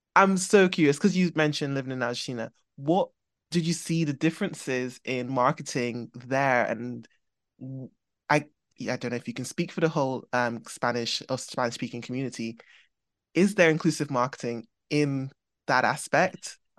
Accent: Trinidad & Tobago; now in England; I grew up in Trinidad

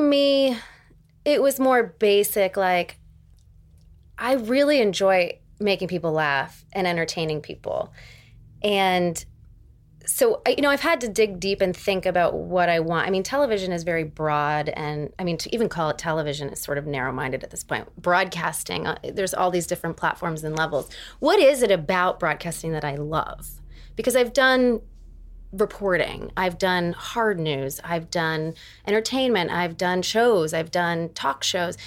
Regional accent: Erie, Pennsylvania, United States; moved away; from Erie, Pennsylvania

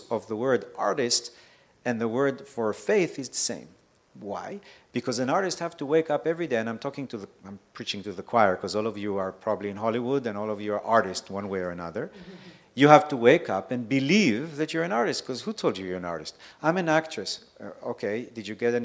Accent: Israel; moved away; also born or lived in Mexico; I grew up in Israel, so I saw everything in that sense

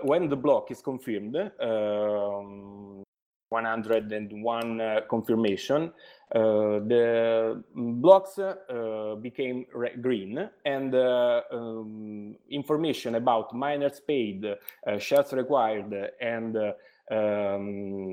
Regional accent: Italy; English is a second language; I'm from Italy.

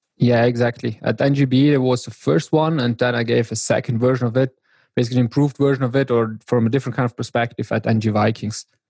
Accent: South Tyrol, Trentino-Alto Adige, Italy; I'm from South Tyrol, which is a very small region here in Italy, the very north

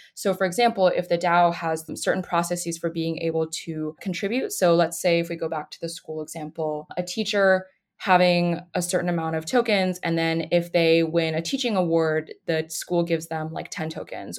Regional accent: Boulder, Colorado, United States; moved away as an adult; now in Durham, United States; I'm originally from Boulder, Colorado, but in North Carolina to finish school

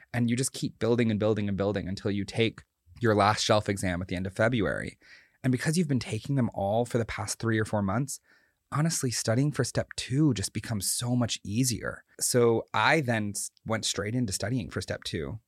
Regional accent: North Carolina, United States; also born or lived in Boston; I grew up in North Carolina, spent my whole life here, went to college in Boston

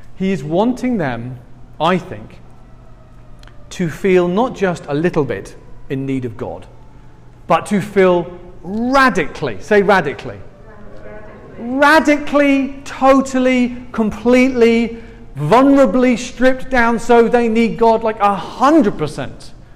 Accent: England, United Kingdom; I'm from England

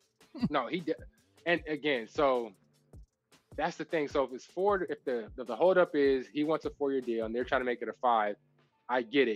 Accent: Texas, United States; I'm from Texas

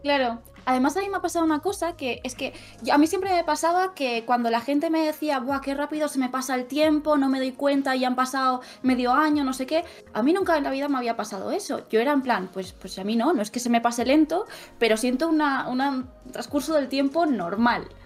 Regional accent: Vinaròs, Valencian Community, Spain; now in Barcelona, Spain; soy de un pueblo de Castellón que se llama Vinaros

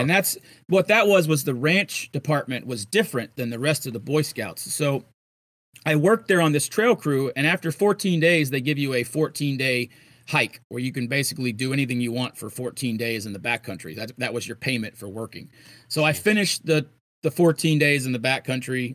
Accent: Florida, United States; I'm from Florida

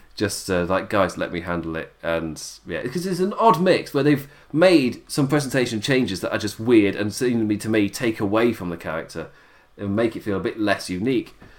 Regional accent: England, United Kingdom; I'm English

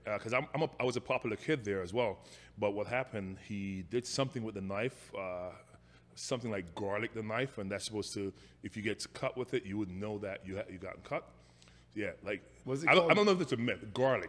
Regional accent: Saint Catherine, Jamaica; accent: Jamaican; moved away as an adult; also born or lived in St. Mary, Jamaica / New Jersey; now in United States; Oh man, Jamaican born. Yeah. Grew up in like St. Catherine, Jamaica. Went to high school in Jamaica. Came here at age 19.

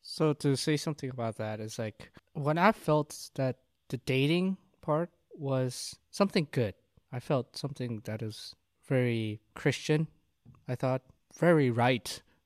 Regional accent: South Korea; moved away; I'm from Korea

